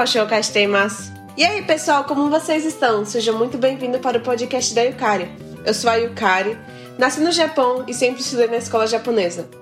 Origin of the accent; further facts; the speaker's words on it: Japan; also born or lived in Brazil; 日本で生まれて日本の学校で勉強しました